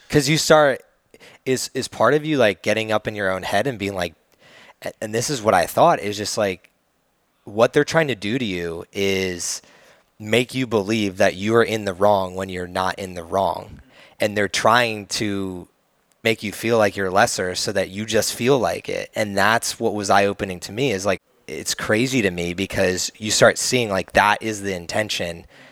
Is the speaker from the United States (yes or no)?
yes; New Jersey, United States; now in Austin, United States; I come from the East Coast, and New Jersey is, like, way much more a, a melting pot